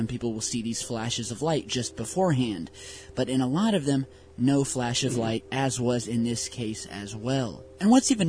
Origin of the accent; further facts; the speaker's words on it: Ohio, United States; So this is a new clip that actually just occurred in my home state of Ohio.